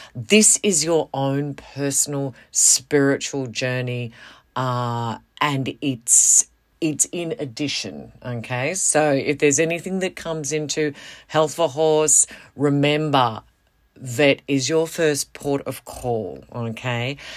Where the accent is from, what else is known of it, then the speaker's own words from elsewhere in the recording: Western Australia, Australia; moved away as an adult; I moved away from Western Australia. And then I moved back.